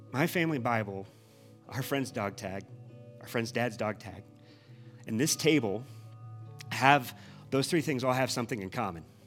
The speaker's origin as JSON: {"language": "English", "region": "Midwest", "country": "United States", "moved": "yes", "said": "we're from the Midwest"}